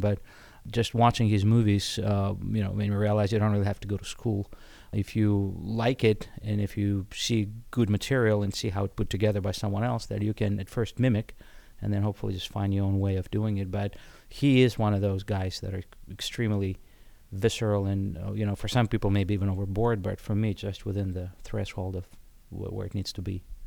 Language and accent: English; Odesa, Odesa Oblast, Ukraine; English is a second language; moved away as an adult; now in United States; I came from Odessa, which is, uh, Ukraine